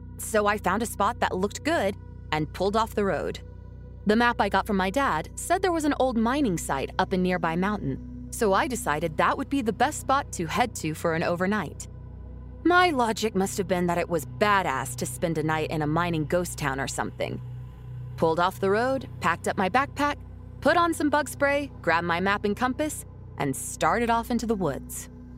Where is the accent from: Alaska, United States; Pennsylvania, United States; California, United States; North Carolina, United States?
Alaska, United States; Anchorage; I was born and raised in Anchorage, the only big city in the state. Growing up, we had about 250,000 people in a city it takes about 30 minutes tops to drive across.